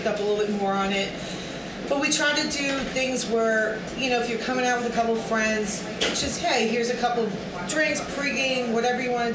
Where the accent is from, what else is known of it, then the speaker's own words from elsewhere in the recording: Yorktown, New York, United States; I grew up in Yorktown